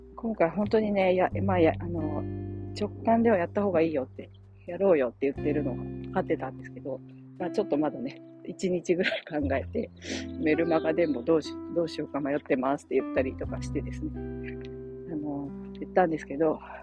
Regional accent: Oita, Japan; moved away; 私大分県出身なんですけど

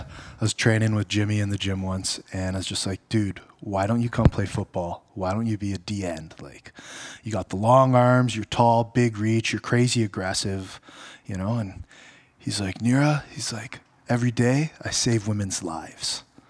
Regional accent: Ottawa, Ontario, Canada; Well, born and raised in Ottawa, but I went to Western.

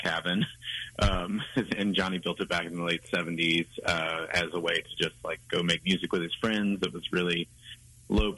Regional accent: Germantown, North Carolina, United States; moved away as an adult; also born or lived in New Orleans / Nashville; I'm from Germantown, North Carolina, which is just like a tiny town

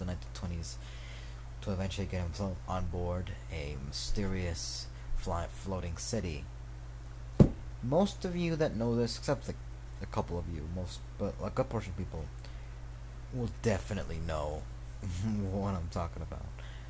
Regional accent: Colonia Monte Mariana, central Mexico, Mexico; The ice, actually getting to my hometown of Colonia Monte Mariana. Small town in Mexico. Central Mexico, I think.

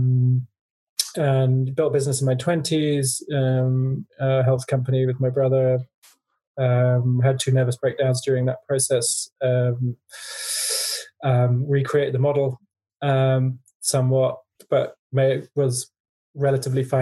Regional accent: Guernsey; also born or lived in Africa; I grew up in a wealthy family in a tax haven called Guernsey.

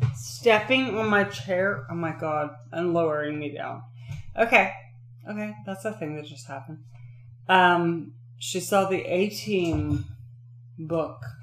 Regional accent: Toledo, Oregon, United States; moved away; Growing up in Toledo, what a fucking shitty town. But that little bakery and that little library and that little park all in my neighborhood

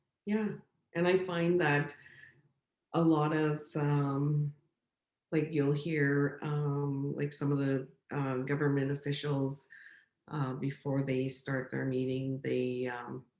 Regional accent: Chapleau, Ontario, Canada; moved away as an adult; now in Sault Ste. Marie, Canada; I was born and raised in Chapleau

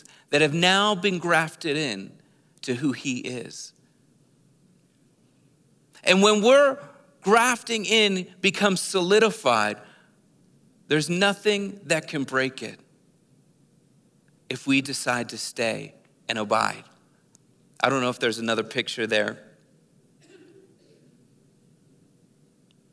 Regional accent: Philadelphia, Pennsylvania, United States; We moved from Philadelphia, the city, to the outer suburbs of Philadelphia

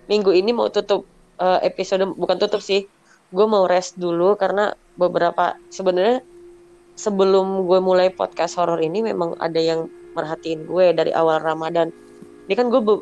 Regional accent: Bali, Indonesia; karena gue orang Bali

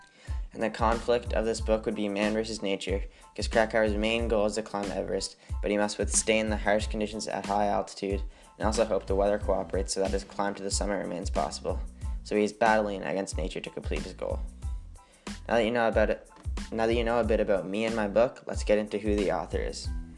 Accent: Newfoundland and Labrador, Canada; born there; now in Waverly, Canada; I'm 15 years old, I was born on October 24th, 2003 in Newfoundland, but I'm now currently a resident of Waverly, Nova Scotia in a small community called Spider Lake.

